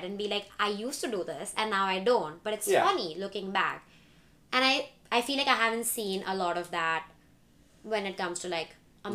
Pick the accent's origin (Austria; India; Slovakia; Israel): India; now in United States; I wasn't raised in the US. I was raised in India